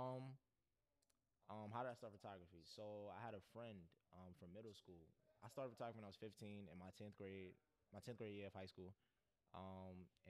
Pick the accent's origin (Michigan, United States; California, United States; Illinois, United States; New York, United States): New York, United States; New York City; I'm from Crown Heights and Bed-Stuy. So just being a byproduct of like growing up in an urbanized environment